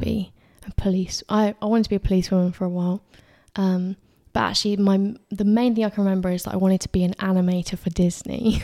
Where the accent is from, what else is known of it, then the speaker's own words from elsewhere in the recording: Addlestone, South East England, United Kingdom; I'm from Addleston, a little town, if you don't know, um, about twenty minutes from this studio.